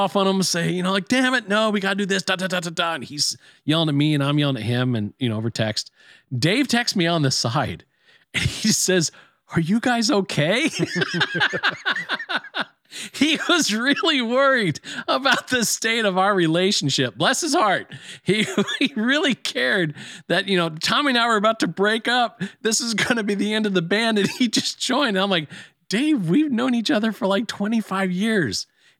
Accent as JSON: {"language": "English", "country": "Ireland", "said": "I never heard that before, and I mean, being Irish, I'm surprised I haven't, but I love it."}